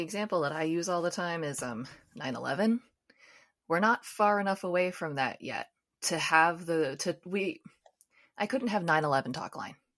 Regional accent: United States; I'm from the United States

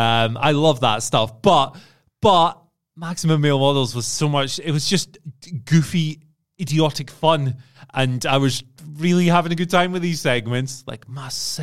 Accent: Scotland, United Kingdom; being a Scottish man, I am well connected to every person from Scotland

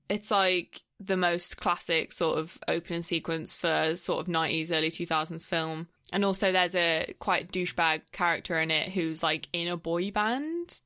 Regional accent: England, United Kingdom; I was from England.

